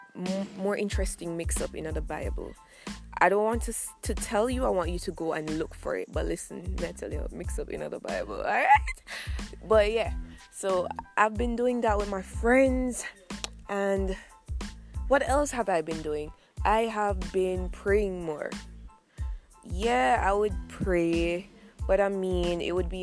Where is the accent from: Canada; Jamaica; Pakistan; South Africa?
Jamaica; I'm from Jamaica.